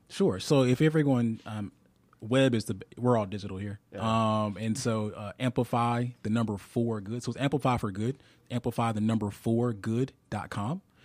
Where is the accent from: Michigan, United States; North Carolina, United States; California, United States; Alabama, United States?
Alabama, United States; I'm from Alabama